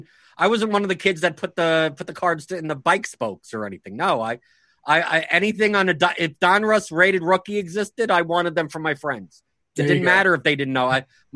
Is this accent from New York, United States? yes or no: yes; New York, United States; because I was from New York.